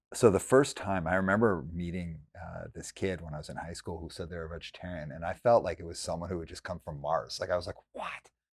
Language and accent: English; Calgary, Alberta, Canada; now in Vancouver, Canada; I grew up in Calgary, Alberta